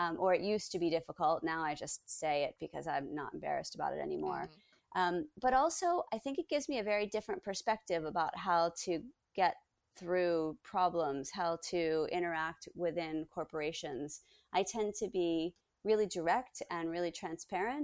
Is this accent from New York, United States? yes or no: no; Baltimore, Maryland, United States; moved away as an adult; also born or lived in San Francisco; I was born in Baltimore.